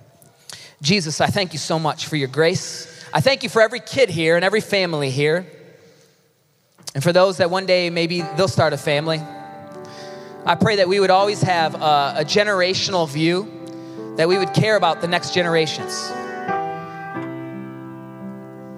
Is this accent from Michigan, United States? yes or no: yes; Ypsilanti, Michigan, United States; moved away; I was born in Ypsilanti